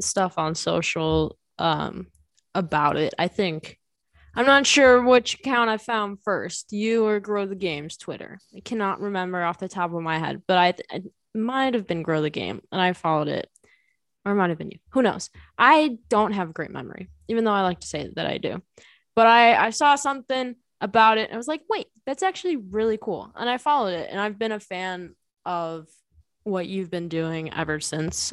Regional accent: Bolingbrook, Illinois, United States; also born or lived in Joliet / Naperville; I grew up in Bolingbrook, which is, like, literally five minutes away

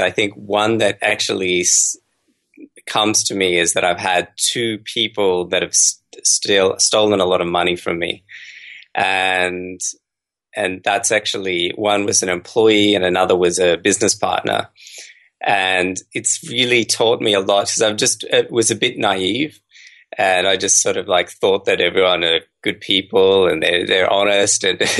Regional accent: Australia; So I've been growing up in Australia, and then I actually did my medical degree and I traveled the world quite a bit.

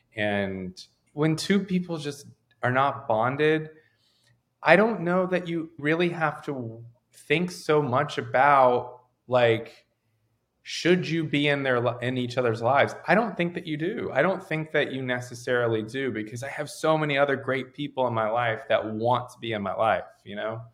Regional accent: Raleigh, North Carolina, United States; moved away as an adult; now in Los Angeles, United States; I grew up in Raleigh

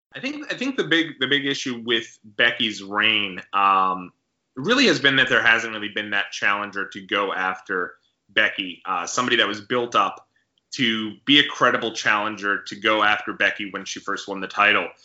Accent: Long Island, New York, United States; I grew up here in the Long Island area

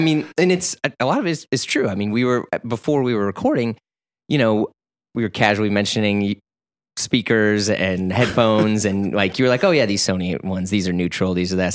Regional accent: St. Louis, Missouri, United States; I'm from Missouri

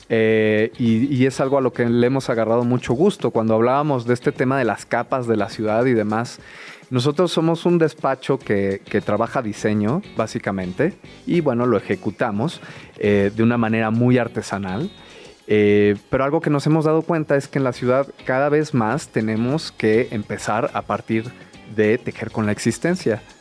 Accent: Mexico City, Mexico; yo que crecí aquí

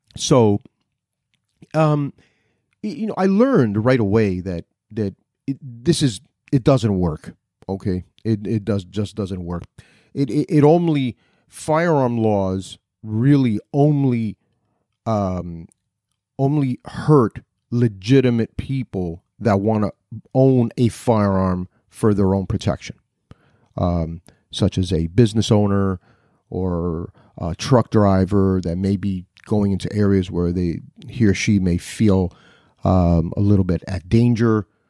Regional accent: Newark, New Jersey, United States; I was born in Newark, New Jersey

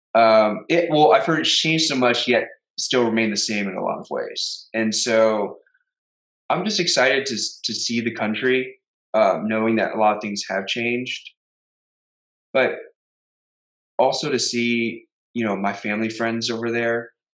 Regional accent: Houston, Texas, United States; We grew up together in Houston.

